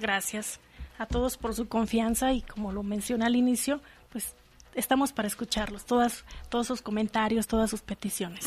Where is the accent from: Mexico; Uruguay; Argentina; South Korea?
Mexico; Michoacán; moved away as an adult; also born or lived in Guanajuato; now in León, Mexico; yo soy de Michoacán, o sea, nací en Guanajuato, pero me fui a vivir a Michoacán, mis padres me llevaron muy joven